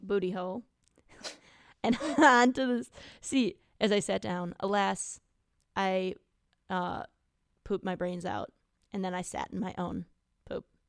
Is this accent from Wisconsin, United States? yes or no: yes; near Gibraltar Rock, driftless area of Wisconsin, United States; moved away; this place uh, that's sort of near my hometown that is called Gibraltar Rock